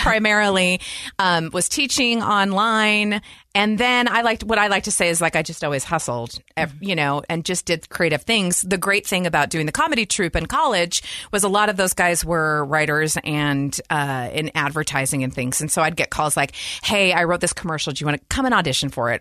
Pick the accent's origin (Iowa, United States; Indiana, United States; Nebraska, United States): Nebraska, United States; Lincoln; moved away; also born or lived in Utah; we grew up in Lincoln, Nebraska, the Midwest